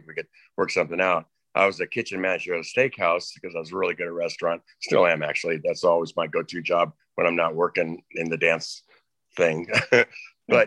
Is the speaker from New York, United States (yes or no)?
no; Northern California, United States; I grew up in Northern California